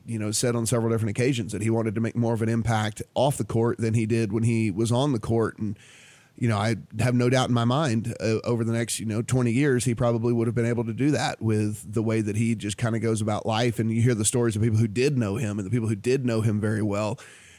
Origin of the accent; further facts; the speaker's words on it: Louisiana, United States; I'm a kid from Louisiana